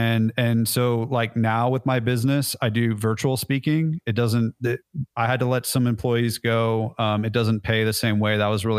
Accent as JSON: {"language": "English", "region": "California", "country": "United States", "lives_now": "Nashville, United States", "said": "But I'm originally from California, so I can say dude and I can say y'all, and it really baffles people."}